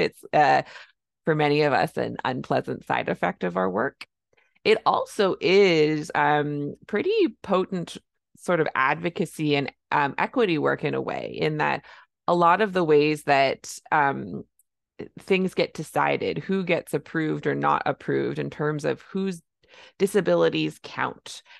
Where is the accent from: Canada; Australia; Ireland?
Canada; I'm a Canadian family physician